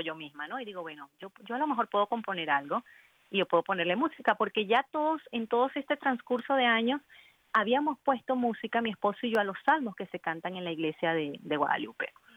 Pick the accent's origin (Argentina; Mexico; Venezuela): Venezuela; Bolívar; also born or lived in Chincha, Peru; Nací en Perú, pero me crié en Venezuela desde los seis meses